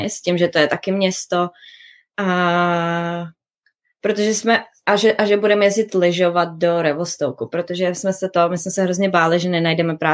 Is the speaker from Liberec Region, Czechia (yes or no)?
yes; Liberec, Liberec Region, Czechia; Já jsem z Liberce.